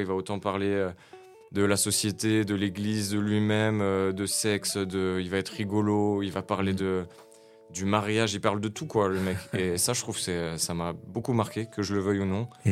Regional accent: Nancy, Grand Est, France; Je suis né à Nancy en 1994. J'ai grandi à Nancy, Malzéville, Champignol, Nancy

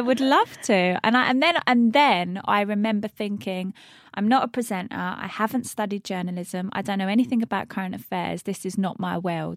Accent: Luton, East of England, United Kingdom; I'm from Luton, left school at fifteen, didn't go to college

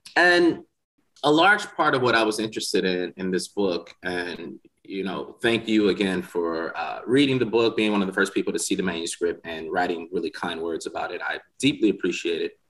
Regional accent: Milwaukee, Wisconsin, United States; moved away as an adult; now in Mississippi, United States; I'm from Milwaukee, Wisconsin

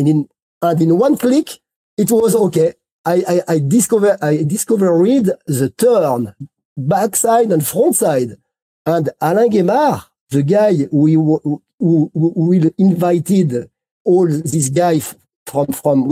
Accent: Grenoble, Auvergne-Rhône-Alpes, France; English is a second language; I am not from Les Arcs, I am from New York Grenoble

